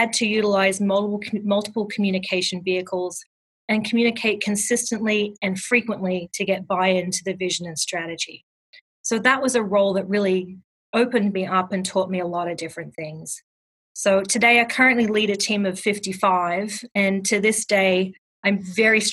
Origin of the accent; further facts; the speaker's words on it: Australia; accent: Australian; moved away as an adult; also born or lived in London / Los Angeles; now in New Jersey, United States; I grew up in Australia, as we've already established, and I completed my Bachelor of Arts degree at the University of Canberra